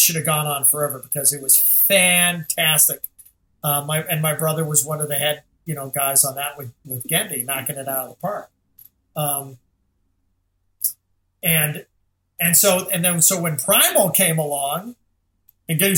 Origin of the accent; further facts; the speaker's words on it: Scotland, United Kingdom; I'm Scottish